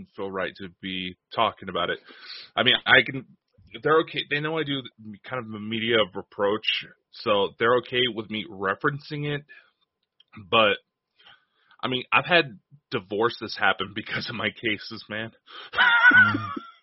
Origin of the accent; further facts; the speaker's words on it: Idaho, United States; I'm from Idaho. I'm not from Alaska.